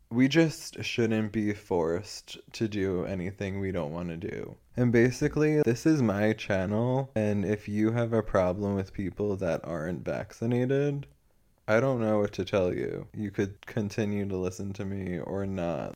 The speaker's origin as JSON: {"language": "English", "country": "United States", "said": "I'm supposed to be ashamed of, like, being American"}